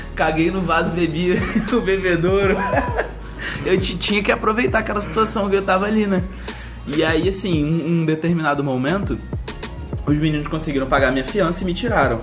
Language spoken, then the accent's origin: Portuguese; Brazil; moved away as an adult; eu sou brasileiro, tenho 19 anos